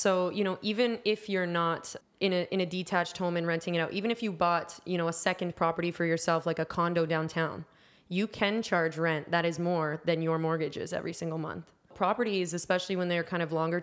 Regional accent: Georgetown, Ontario, Canada; I was born in Georgetown, so I am Canadian

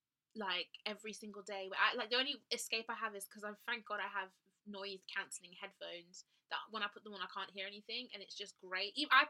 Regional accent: Birmingham, West Midlands, United Kingdom; I'm from Birmingham.

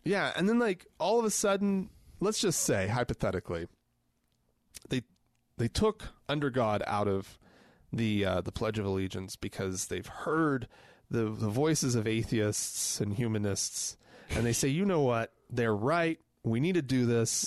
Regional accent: United States; I am an American

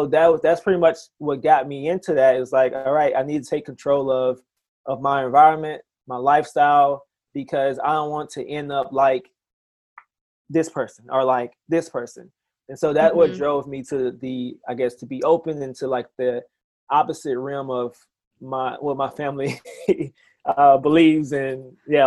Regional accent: South Mississippi, United States; So I'm originally from Mississippi, Alara, Mississippi

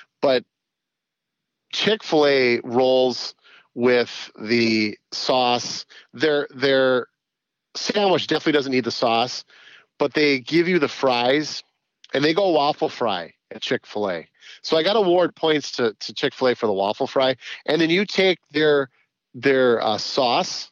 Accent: White Bear Lake, Minnesota, United States; White Bear Lake. That's my hometown

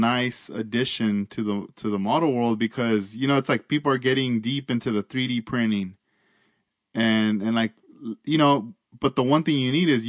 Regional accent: Oxnard, California, United States; now in Simi Valley, United States; where I grew up in Oxnard.

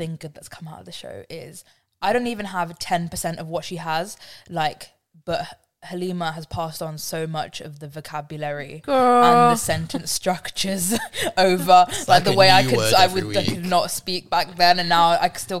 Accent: Slough, South East England, United Kingdom; moved away as an adult; also born or lived in Liverpool

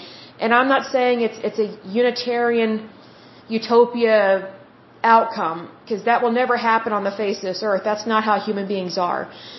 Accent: Oklahoma, United States; I'm from Oklahoma

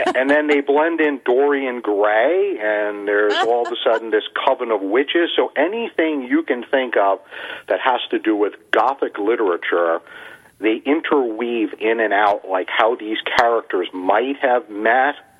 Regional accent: United States; I was raised in the United States

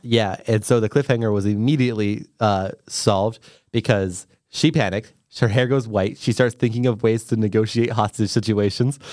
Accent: United States; I am American

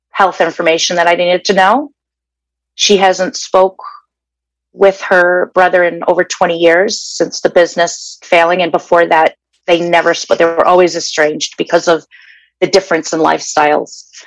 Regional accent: Danvers, Massachusetts, United States; now in Glendale, United States; originally I'm from Danvers, Massachusetts. That's where I was uh, born and raised.

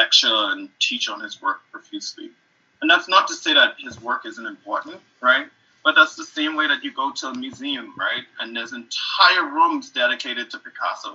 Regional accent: Bahamas; moved away as an adult; also born or lived in Harlem, New York; now in United States; I am originally from the Bahamas, and I moved here to do my MFA

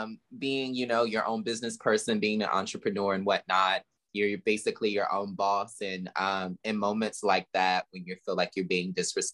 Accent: the South, United States; also born or lived in Queens, New York; now in New York, United States; I'm from the South

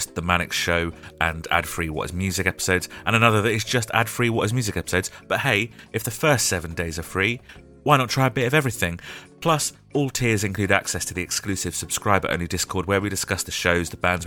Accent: United Kingdom; We're British

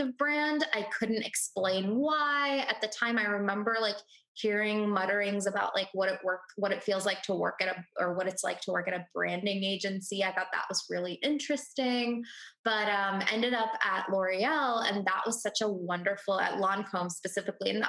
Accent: Houston, Texas, United States; also born or lived in India; I was born in India. Then we immigrated to the States when I was 6 months old. I grew up in Houston, Texas

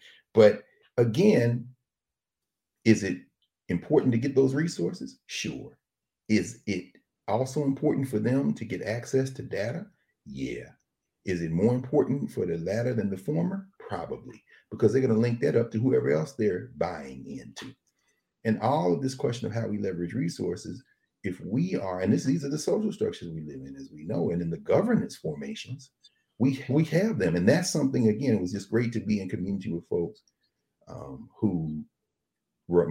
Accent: Nashville, Tennessee, United States; now in Atlanta, United States; my hometown of Nashville

